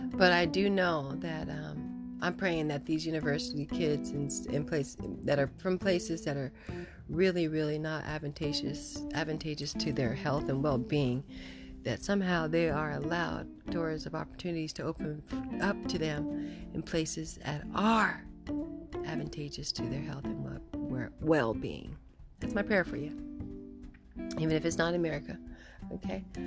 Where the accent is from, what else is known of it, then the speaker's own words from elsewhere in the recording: Santa Barbara, California, United States; I grew up, I was born in Santa, Bar- in Santa Barbara